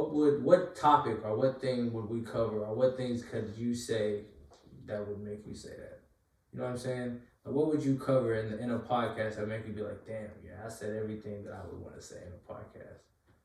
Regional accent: Kentucky, United States; He's from where I'm from, why I'm kind of from Kentucky. I claim it half the time.

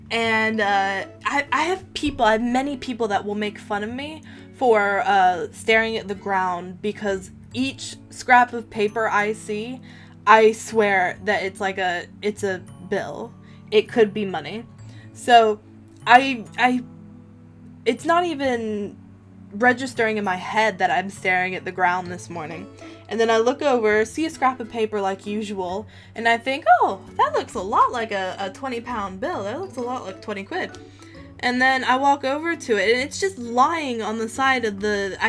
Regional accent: Atlanta, Georgia, United States; I lived in Atlanta for, I guess you could say that's my hometown, even though I don't really consider any place my hometown. But Atlanta's my hometown, and every other corner there is a Chick-fil-A.

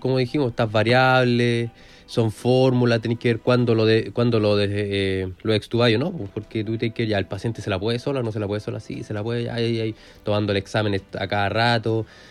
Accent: Curicó, Maule, Chile; moved away as an adult; now in Talca, Chile; yo soy de, bueno, oriundo de Curicó, de la República de Curicó. Llevo de años viviendo acá en Talca.

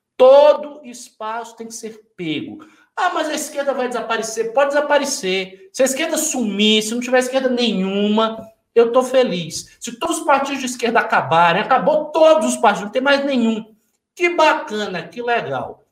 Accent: Bahia, Brazil; eu sou baiano e sou é, muçulmano

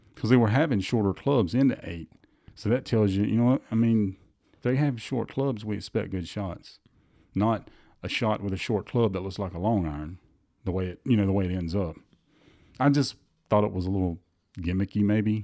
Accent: the South, United States; we're from the South. We say Saturday and Sunday

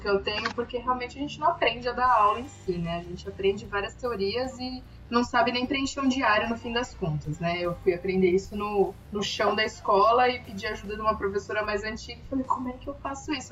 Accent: São Paulo, Brazil; a gente fala que é de São Paulo

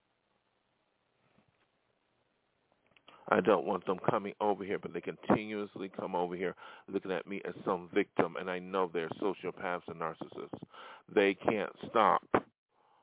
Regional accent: Buffalo, New York, United States; moved away; my hometown of Buffalo

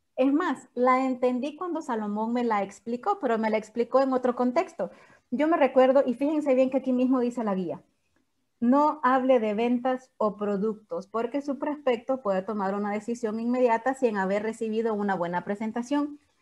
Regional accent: San Salvador, El Salvador; yo soy de San Salvador, pero todo el mundo cree que yo soy de Santa Ana

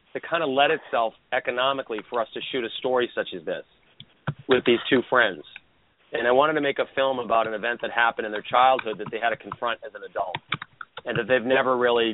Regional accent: Boston, Massachusetts, United States; I grew up in Boston

